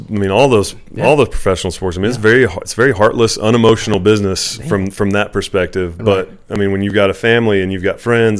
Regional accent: Texas, United States; he knew I was from Texas.

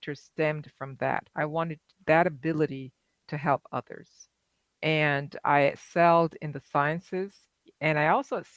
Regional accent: Barbados; now in United States; Growing up in Barbados

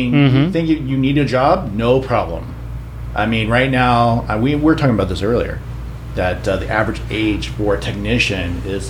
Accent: Midwest, United States; moved away; When I was growing up, I grew up in the Midwest.

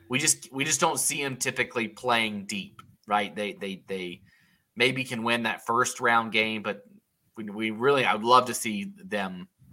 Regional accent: Durham, North Carolina, United States; moved away; he's back in my hometown, right? So he's in Durham, North Carolina

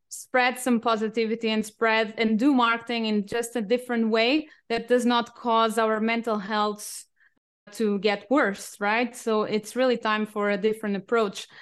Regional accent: Portugal; English is a second language; also born or lived in United Kingdom / France / Singapore / Cambodia; now in Germany; I'm originally from Portugal, but I have been living all over the world, including the UK, France, Singapore, Cambodia, and I'm now based in Germany

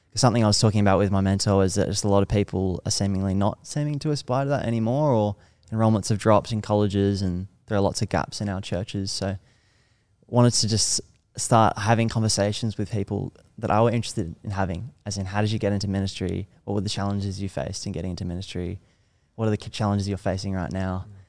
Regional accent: Manly, New South Wales, Australia; I grew up in church in Manly, Smats Anglican Church

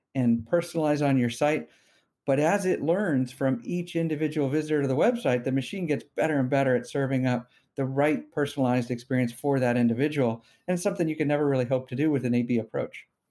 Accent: Bay Area, California, United States; I'm a, uh, you know, somewhat rare Bay Area native, born here and, and grew up here

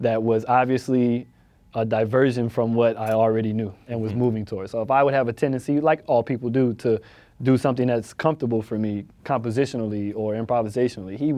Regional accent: Florida, United States; I'm from Florida

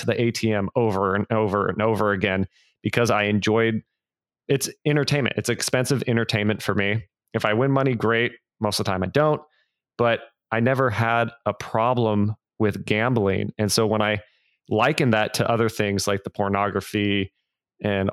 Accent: California, United States; now in Nashville, United States; I live in Nashville, Tennessee now. I'm originally from California

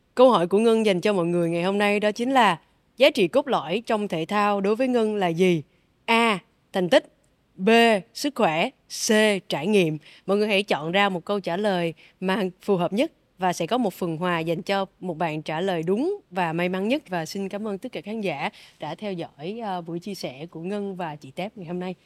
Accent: Vietnam; em cũng là người Việt Nam đầu tiên

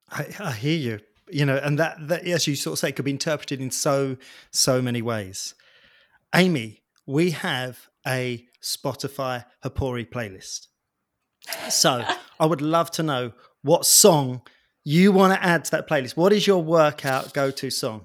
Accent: United Kingdom; I'm British

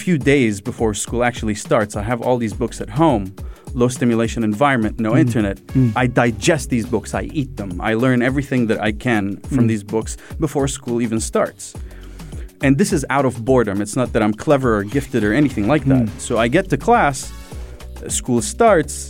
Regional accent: Sharjah, United Arab Emirates; I grew up in Sharjah. I grew up in UAE

